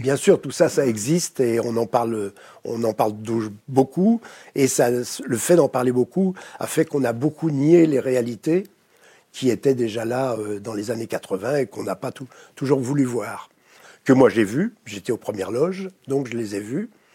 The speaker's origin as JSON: {"language": "French", "country": "France", "accent": "French", "said": "je travaille aux États-Unis, euh, dans des pays anglo-saxons, mais j'ai toujours un mauvais accent français"}